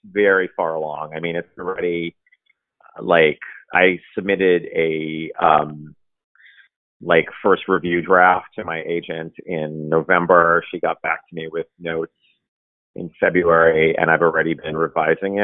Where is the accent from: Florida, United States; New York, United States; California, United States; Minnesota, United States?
New York, United States; Brooklyn; I'm born and raised and still here